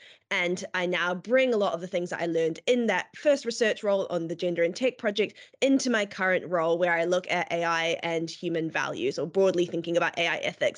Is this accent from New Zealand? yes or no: yes; New Zealand; moved away as an adult; now in United Kingdom; And so, yes, I also have the pleasure of working with Eleanor. I'm originally from Aotearoa, New Zealand, but moved to the UK when I was about 18